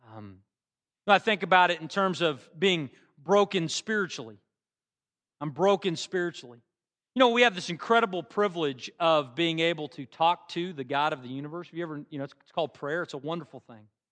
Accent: Bartlesville, Oklahoma, United States; now in Norman, United States; my hometown back in Bartlesville

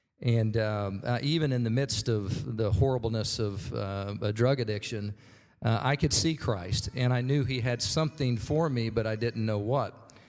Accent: Norman, Oklahoma, United States; I was raised here in Norman. I went to Norman High.

